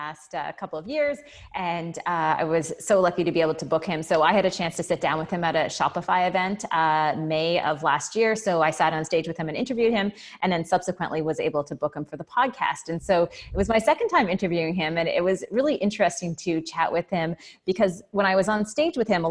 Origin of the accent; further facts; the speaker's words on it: Canada; as a Canadian